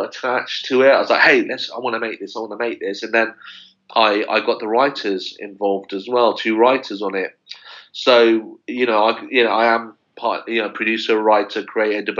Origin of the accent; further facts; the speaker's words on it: London, United Kingdom; me growing up in West London